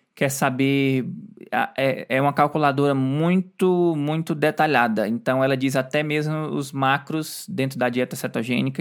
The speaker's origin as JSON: {"language": "Portuguese", "country": "Brazil", "moved": "yes", "said": "Eu, como brasileiro, não gosto. E a gente mora fora do Brasil"}